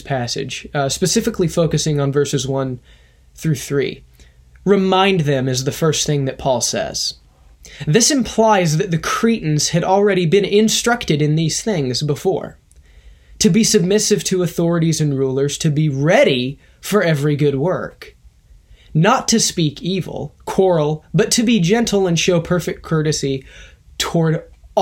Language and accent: English; United States